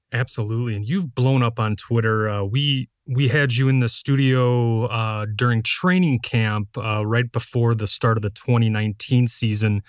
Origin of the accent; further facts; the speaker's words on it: Wisconsin, United States; I'm born and raised in Wisconsin